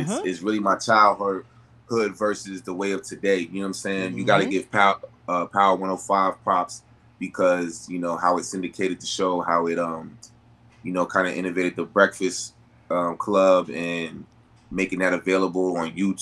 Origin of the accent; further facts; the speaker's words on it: New York City, New York, United States; I'm from Brooklyn